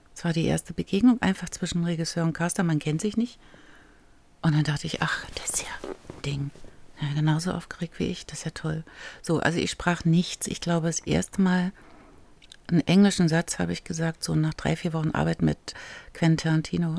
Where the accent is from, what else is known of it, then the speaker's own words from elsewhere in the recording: East Germany, Germany; Ich war zu jung und ich war aus dem Osten